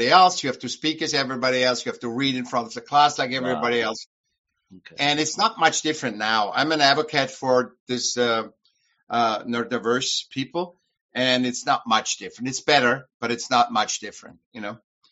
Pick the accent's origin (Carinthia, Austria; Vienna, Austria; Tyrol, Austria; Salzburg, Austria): Vienna, Austria; moved away as an adult; now in United States; From Vienna, Austria. And I came when I was 18, 20. I came to the States.